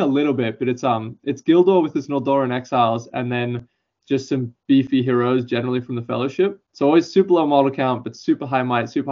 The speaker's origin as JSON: {"language": "English", "town": "Melbourne", "region": "Victoria", "country": "Australia", "said": "I'm from Melbourne, Victoria."}